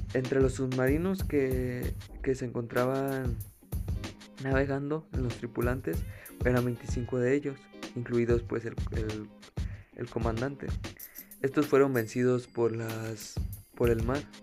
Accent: Mexico

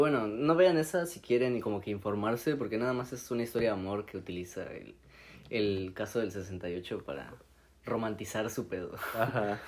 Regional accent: Mexico; soy mexicano

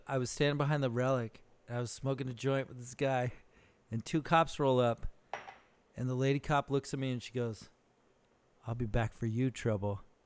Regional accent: Socorro, New Mexico, United States; now in Benicia, United States; I'm from Socorro, New Mexico, dude. That's where I grew up

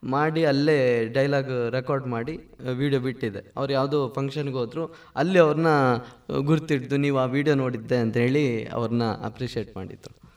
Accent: Anantadi, Karnataka, India; ಬಾಲ್ಯದ ದಿನಗಳಲ್ಲಿ ಈಗ ಜಗ್ಗ ಚಿಕ್ಕ ಆಗಿರ್ಬೋದು ಅಥವಾ ನನ್ನ ಅಮ್ಮ ಆಗಿರ್ಬೋದು ಚಿಕ್ಕಪ್ಪ ಎಲ್ಲರೂ ಕೂಡ ಬಣ್ಣ ಹಚ್ಚಿದ್ದಾರೆ ಅಂದ್ರೆ ನಮ್ಮ ಹಳ್ಳಿಯಲ್ಲಿ ಅನಂತಾಡಿಯಲ್ಲಿ

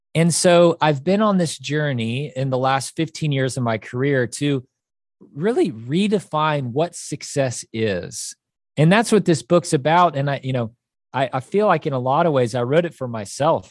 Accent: Kansas City, United States; moved away as an adult; also born or lived in Chicago; now in Nashville, United States; I grew up in Kansas City, and that's where I went to high school

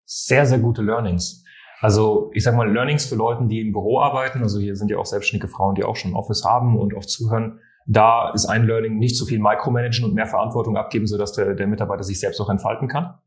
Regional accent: France; ich bin Franzose

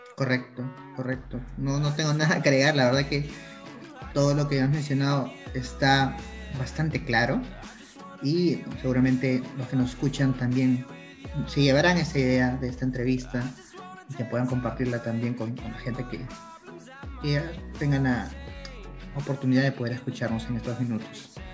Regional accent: Peru; nosotros somos de Perú

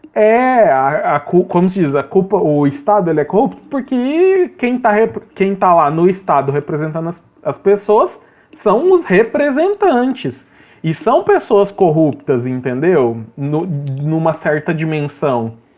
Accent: Brazil

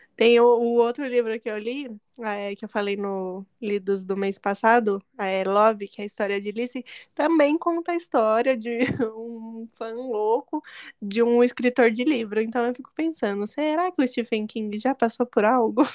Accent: São Paulo, Brazil; eu sou nascida da ZL

